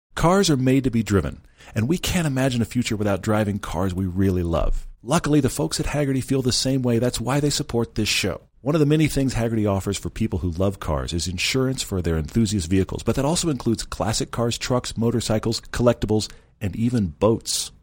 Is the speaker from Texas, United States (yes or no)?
yes; Texas, United States; accent: drawl; moved away; I'm from Texas.